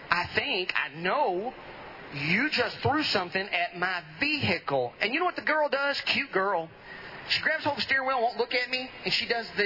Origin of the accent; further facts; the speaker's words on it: Edom, Texas, United States; Edom, the beautiful part of Van Zandt County.